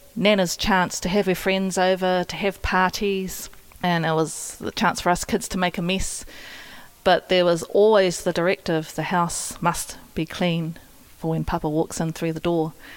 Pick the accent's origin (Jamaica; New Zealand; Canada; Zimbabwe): New Zealand; Gisborne; I grew up here in Gisborne